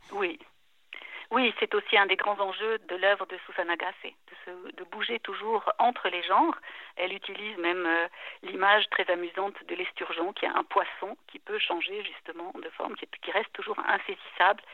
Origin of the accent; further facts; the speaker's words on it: La Chaux-de-Fonds, Neuchâtel, Switzerland; moved away as an adult; also born or lived in Lausanne / Basel; now in German-speaking Switzerland; j'ai grandi à Neuchâtel, à La Chaux-de-Fonds, à Lausanne aussi un peu, mais au moment d'entrer à l'université, je suis allée vivre à Bâle